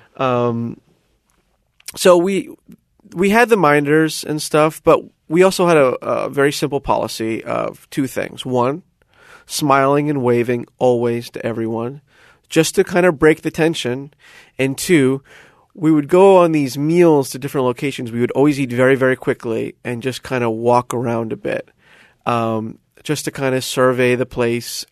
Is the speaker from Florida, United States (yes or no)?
yes; Coral Springs, Florida, United States; moved away as an adult; now in Shanghai, China; I am from a shitty little suburb called Coral Springs, Florida